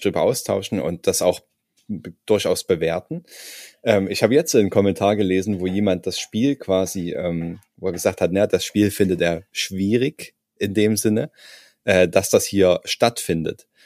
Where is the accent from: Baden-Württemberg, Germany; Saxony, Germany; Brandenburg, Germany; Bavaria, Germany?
Saxony, Germany; ich komme ja aus Sachsen